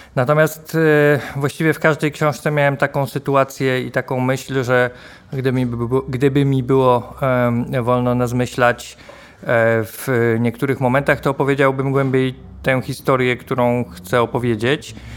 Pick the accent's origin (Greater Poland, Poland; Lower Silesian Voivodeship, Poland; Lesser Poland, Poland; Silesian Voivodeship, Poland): Greater Poland, Poland; Poznań; jestem z Poznania